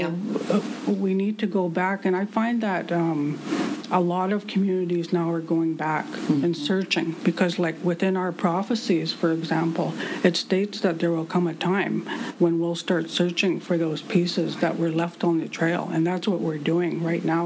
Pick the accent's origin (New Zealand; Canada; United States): Canada; Walpole Island First Nation, Ontario; my hometown, which is Walpole Island First Nation or where the rivers divide